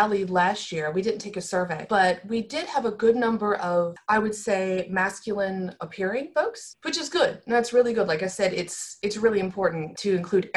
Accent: United States; accent: American; by my accent, I'm American

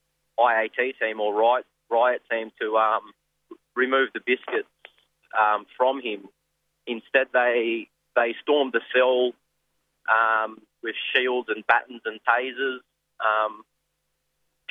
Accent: Kempsey, New South Wales, Australia; I'm from Kempsey, Dungutty land

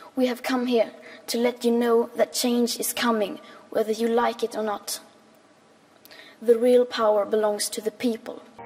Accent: Sweden; 15 years old and I'm from Sweden

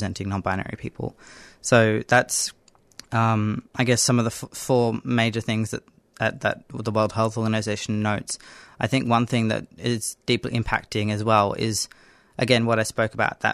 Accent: Northern Territory, Australia; I grew up in the Northern Territory

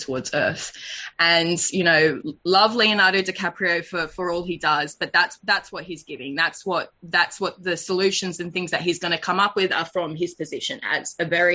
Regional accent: Australia; also born or lived in Hokianga, New Zealand (ancestry); But I was born and raised here in Australia

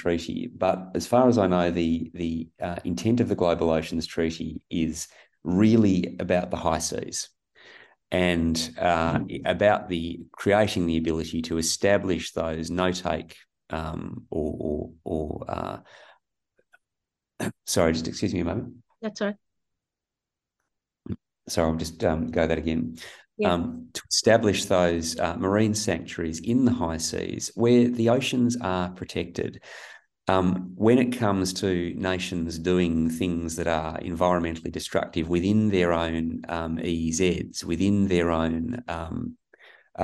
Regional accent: Perth, Western Australia, Australia; I'm a West Australian. I grew up in Perth

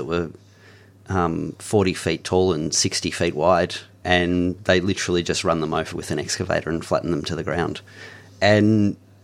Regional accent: Mount Macedon, Victoria, Australia; now in Romsey, Australia; I live in Romsey now, but I grew up in Mount Macedon, so I was born and raised up there

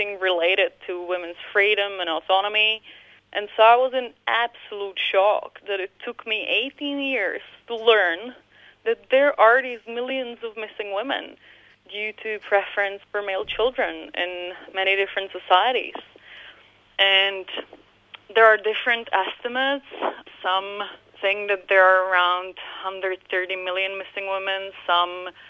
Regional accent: Prague, Czechia; I grew up in Central Europe, in Prague, in the Czech Republic

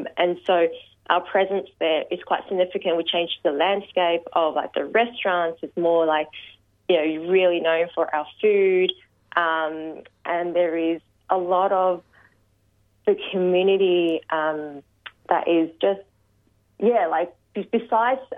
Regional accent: Melbourne, Victoria, Australia; I was born in Footscray Hospital, lived my whole life in the western suburbs

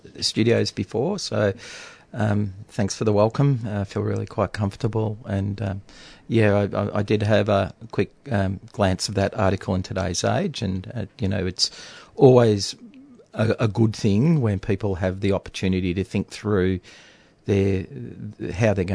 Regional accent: Latrobe Valley, Victoria, Australia; also born or lived in Fitzroy, Melbourne; I grew up in the Latrobe Valley. My early years were around here in Melbourne. I've sort of spent my first years, formative childhood years around growing up in 17 Kent Street, Fitzroy, just down the road near the Rainbow Hotel. My family moved out of there, and a few years later we moved to Latrobe Valley

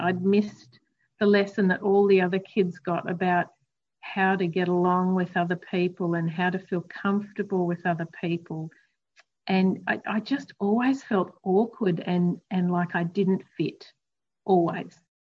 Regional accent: Queensland, Australia; I grew up in Queensland, so there was lots of outdoor time

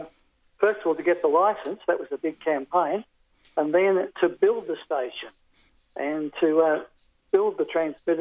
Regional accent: Melbourne, Victoria, Australia; moved away as an adult; now in New South Wales, Australia; I was born in Northcote, 21 Tannergrove, Northcote

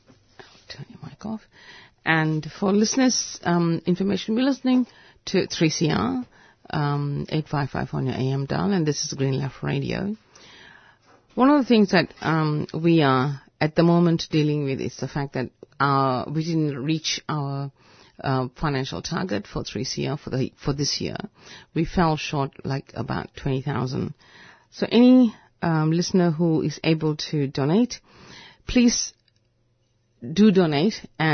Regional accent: Malaysia; You know, I could come from India, but I'm actually from Malaysia.

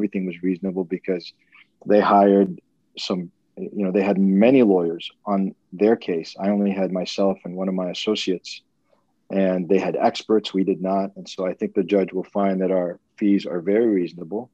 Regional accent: Lebanon; now in United States; I was born in Lebanon. I emigrated to the U.S.

